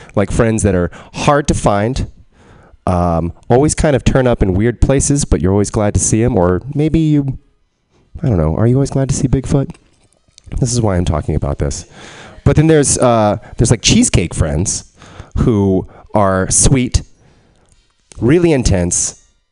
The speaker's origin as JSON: {"language": "English", "region": "Texas", "country": "United States", "tie": "born or raised there", "said": "growing up in Texas, I heard a lot of like um, like southern"}